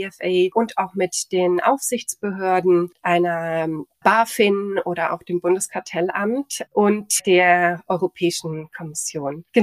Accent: near Stuttgart, Baden-Württemberg, Germany; also born or lived in Augsburg / Montreal / Nice; now in Munich, Germany; Im Süden, in, in der Nähe von Stuttgart.

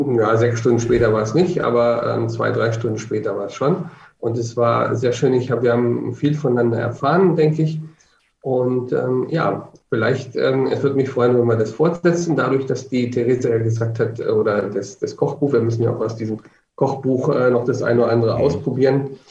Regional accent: Hanover, Lower Saxony, Germany; also born or lived in Magdeburg; now in Nuremberg, Germany; ich komme ursprünglich aus Hannover

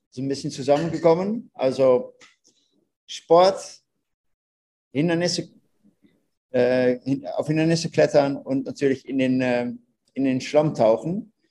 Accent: Netherlands; German is a second language; Ihr hört, ich bin ein Holländer.

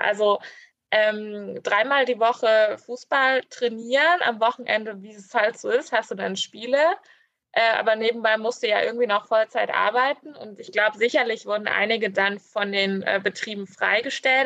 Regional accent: Grimma, Saxony, Germany; ich wurde in Grimma geboren

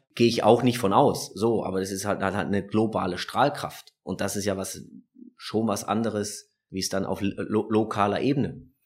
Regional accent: Düsseldorf, North Rhine-Westphalia, Germany; als Düsseldorfer

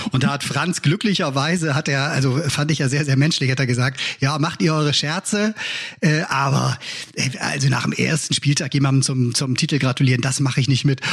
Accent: Bremen, Germany; das sage ich ja wieder als Bremer

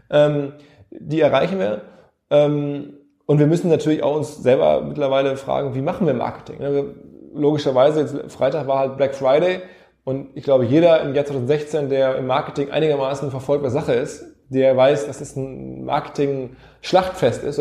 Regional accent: Essen, North Rhine-Westphalia, Germany; born there; in Essen im Ruhrgebiet, wo ich geboren bin

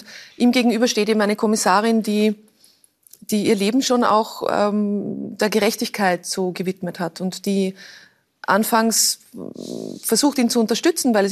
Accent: Lower Austria, Austria; Ich bin an der Donau aufgewachsen und äh, für uns der, der Weg zum Heurigen ist ein naher und oft gefahrener oder gegangener.

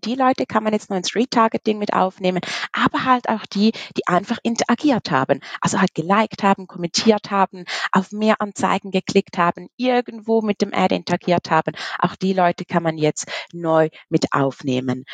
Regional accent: Switzerland; komme aus der wunderschönen Schweiz

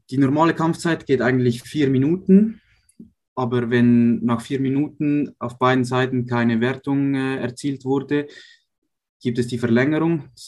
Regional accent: Uster, Zurich, Switzerland; Ich bin in Uster aufgewachsen, nahe von Zürich.

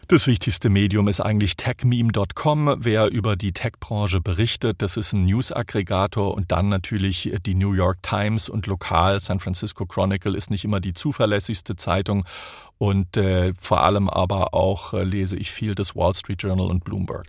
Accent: near Stuttgart, Baden-Württemberg, Germany; accent: Swabian; moved away as an adult; now in Silicon Valley, United States; Ich bin ja äh, aus der Nähe von Stuttgart, dort geboren und aufgewachsen

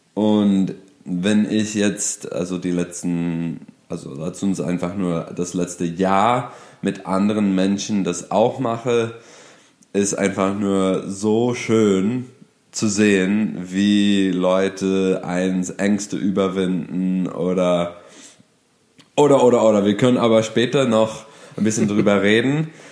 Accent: Detroit, Michigan, United States; German is a second language; moved away as an adult; now in Berlin, Germany; ich bin Amerikaner aus Detroit, Michigan, bin aber hier in Deutschland seit über acht Jahren

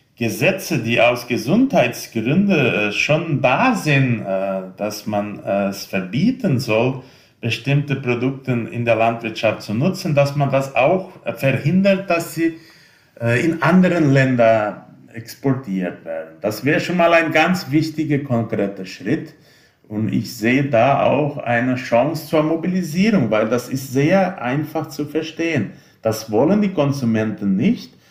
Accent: Brazil; bei uns in Brasilien

